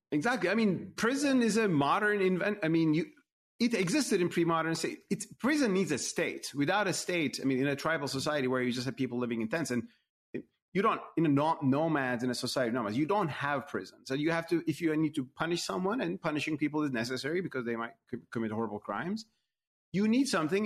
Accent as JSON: {"language": "English", "country": "Turkey", "tie": "born or raised there", "moved": "yes", "said": "as a Muslim myself, in my home country, Turkey"}